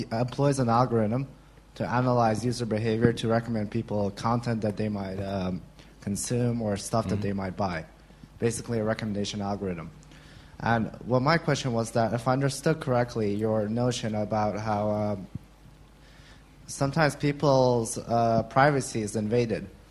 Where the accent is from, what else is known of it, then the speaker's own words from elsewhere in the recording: Russia; I'm from Russia and I work for a company